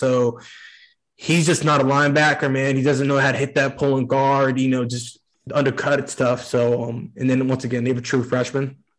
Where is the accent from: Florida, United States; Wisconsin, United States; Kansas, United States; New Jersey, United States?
Florida, United States; also born or lived in Fort Lauderdale; Yeah. I grew up in Central Florida, but I lived in Fort Lauderdale.